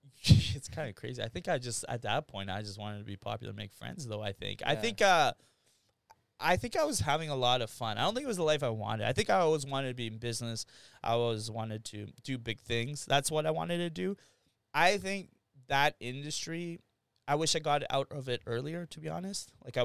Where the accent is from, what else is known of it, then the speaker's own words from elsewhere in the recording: Winnipeg, Manitoba, Canada; Yeah, born and raised here. So my parents went to Gordon Bell. I went to Massey. Well, Bonnie Castle Leach and Massey. So I grew up in Waverly Heights.